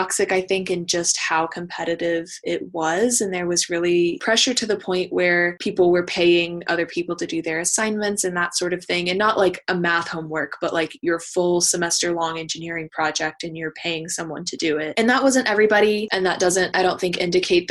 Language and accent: English; Austin, Texas, United States; moved away as an adult; now in Charlottesville, United States; I'm originally from Austin, Texas, so I moved to Virginia for grad school